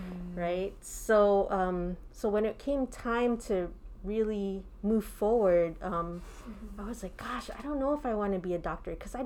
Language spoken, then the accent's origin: English; New Jersey, United States; also born or lived in New York City; I was born and raised in New Jersey